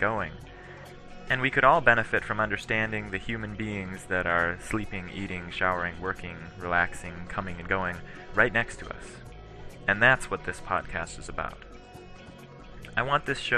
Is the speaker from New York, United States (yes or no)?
no; Cambridge, Minnesota, United States; I grew up in Cambridge, Minnesota, a town of 5,000 people